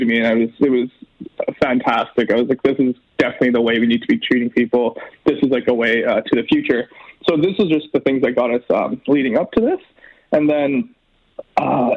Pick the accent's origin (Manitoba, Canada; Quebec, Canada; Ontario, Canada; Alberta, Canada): Alberta, Canada; Edmonton; I grew up here in Millwoods. I've been in Edmonton my whole life.